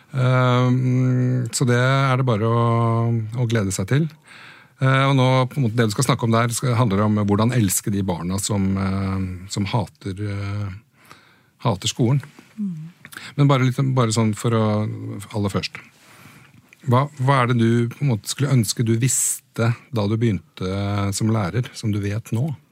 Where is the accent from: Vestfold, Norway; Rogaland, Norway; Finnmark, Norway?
Vestfold, Norway; Åsgårdstrand; moved away; hjemme i Åsgårdstrand